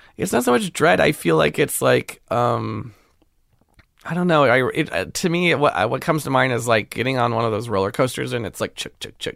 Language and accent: English; Pasadena, California, United States; also born or lived in Glendale; I grew up mostly in Pasadena